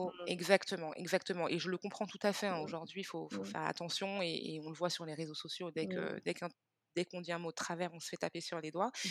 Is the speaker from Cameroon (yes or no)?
yes; Cameroon; Donc, comme je le disais, moi, je suis originaire du Cameroun.